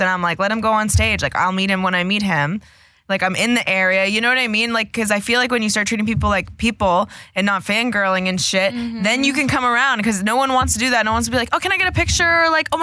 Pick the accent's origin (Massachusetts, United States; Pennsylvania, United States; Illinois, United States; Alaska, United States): Massachusetts, United States; Boston; accent: Boston; we're both from Boston